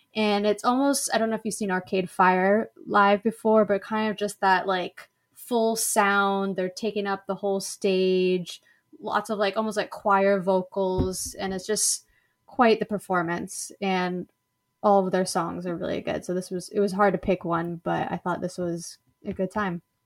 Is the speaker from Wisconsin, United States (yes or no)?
no; Los Angeles, California, United States; I'm from Los Angeles